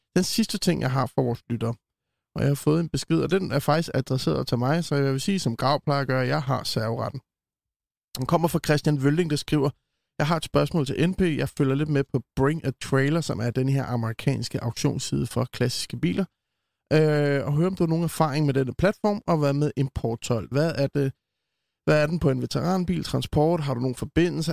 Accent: Copenhagen, Capital Region of Denmark, Denmark; som københavner

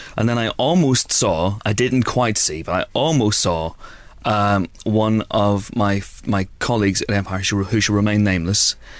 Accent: Banbridge, Northern Ireland, United Kingdom; born or raised there; moved away

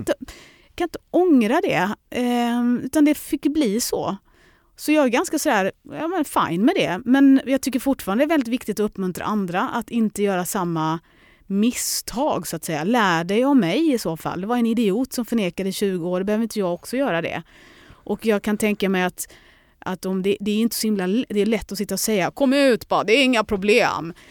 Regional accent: Lund, Skåne, Sweden; also born or lived in London; hem till lilla Lund

